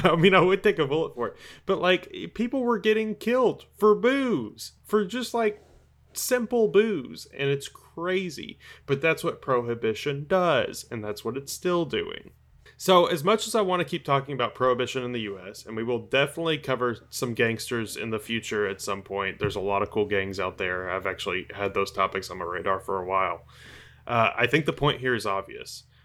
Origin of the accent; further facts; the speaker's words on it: Tennessee, United States; my home state of Tennessee